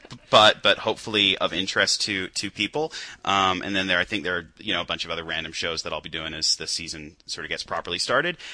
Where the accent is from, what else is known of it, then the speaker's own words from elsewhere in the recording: United Kingdom; as a Brit